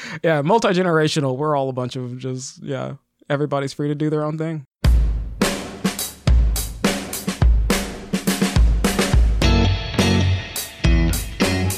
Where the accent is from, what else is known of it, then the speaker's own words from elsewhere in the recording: Las Vegas, Nevada, United States; Born and raised in Vegas, we all did theater and dance and all that stuff